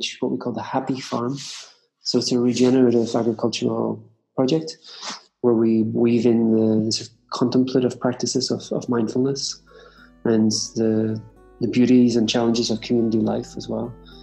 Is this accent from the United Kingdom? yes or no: yes; Northern Ireland, United Kingdom; I grew up in Ireland. In the north of Ireland and just on the edge of town in suburbia.